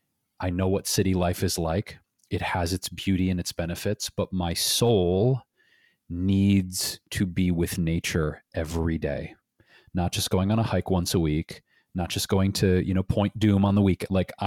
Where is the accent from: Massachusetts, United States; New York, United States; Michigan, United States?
Michigan, United States; Detroit; Yeah, I look back, Jeff, to my childhood and growing up in Detroit, Michigan.